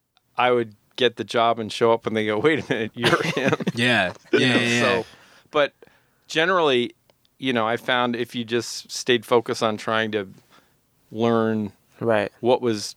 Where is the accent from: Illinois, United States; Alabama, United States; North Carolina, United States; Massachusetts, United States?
Massachusetts, United States; outside Boston; moved away as an adult; now in New York, United States; I grew up outside Boston.